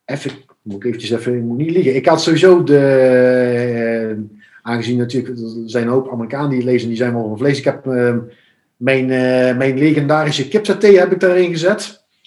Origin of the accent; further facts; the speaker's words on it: Venlo, Limburg, Netherlands; moved away; ik kom oorspronkelijk uit Venlo, eh, Limburg